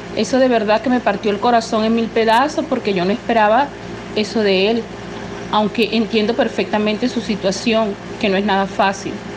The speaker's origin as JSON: {"language": "Spanish", "country": "Venezuela", "said": "yo soy venezolana, tengo 61 años y estoy residenciada en Venezuela"}